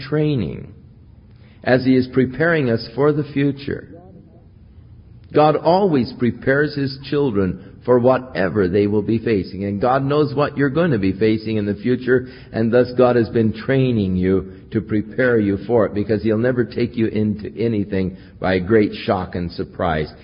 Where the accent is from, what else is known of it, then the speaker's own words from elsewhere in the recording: United States; I was from the United States